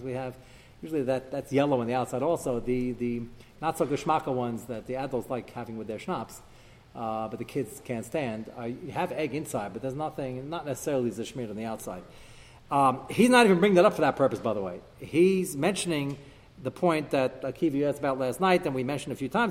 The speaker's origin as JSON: {"language": "English", "country": "United States", "tie": "born or raised there", "moved": "yes", "said": "I grew up in America"}